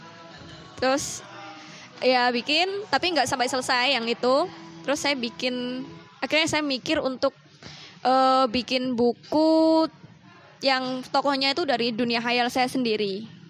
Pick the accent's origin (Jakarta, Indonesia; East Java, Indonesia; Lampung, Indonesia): East Java, Indonesia; Sidoarjo; now in Jombang, Indonesia; Asli, saya dari Sidoarjo sih, tapi karena menetap di Jombang